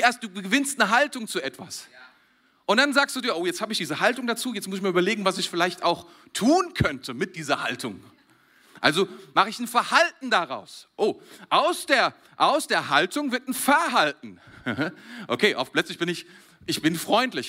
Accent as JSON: {"language": "German", "country": "Germany", "said": "Ich bin Deutscher"}